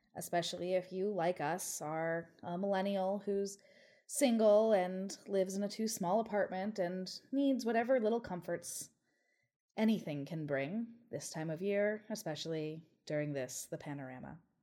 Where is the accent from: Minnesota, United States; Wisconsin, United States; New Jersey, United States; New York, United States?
New York, United States; New York City; as a New Yorker